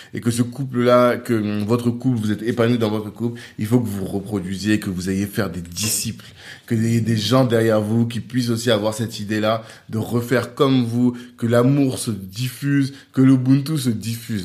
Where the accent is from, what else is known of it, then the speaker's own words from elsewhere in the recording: Central African Republic; on est des Centrafricains